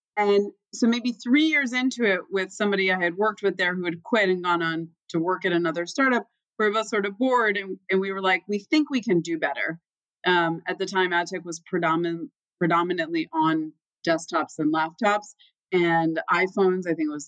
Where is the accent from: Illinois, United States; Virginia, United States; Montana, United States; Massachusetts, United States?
Massachusetts, United States; Boston; also born or lived in Dallas / Florida / New Jersey; Dallas because we left when I was three. And I made pit stops in Florida and New Jersey. You can hear my accent with Florida. We ended up in Boston, though, and I don't know. I kind of liked it. West of Boston.